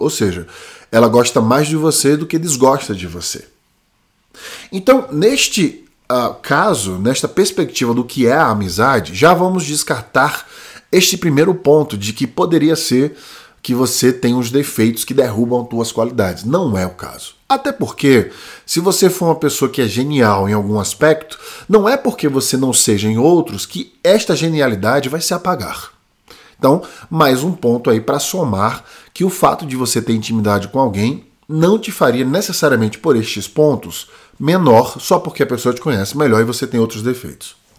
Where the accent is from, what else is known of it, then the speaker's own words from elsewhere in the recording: Brazil; moved away as an adult; also born or lived in China; a idade que eu saí do Brasil, 20 anos